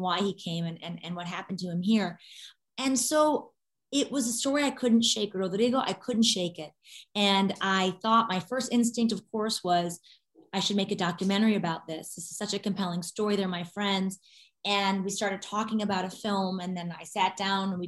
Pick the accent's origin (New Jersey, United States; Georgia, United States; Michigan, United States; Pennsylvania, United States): Michigan, United States; Detroit; my hometown of Detroit